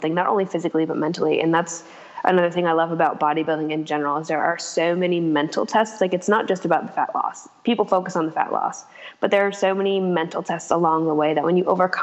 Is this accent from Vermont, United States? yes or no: yes; Vermont, United States; I'm from Vermont